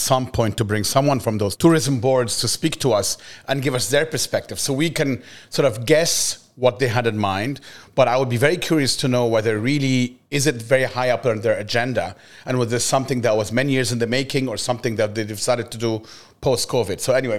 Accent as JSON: {"language": "English", "country": "Egypt", "tie": "born or raised there", "said": "I grew up in Egypt"}